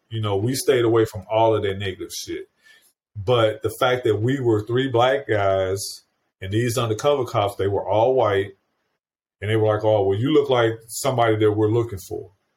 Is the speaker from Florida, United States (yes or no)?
no; St. Louis County, Missouri, United States; my hometown area, St. Louis County, Missouri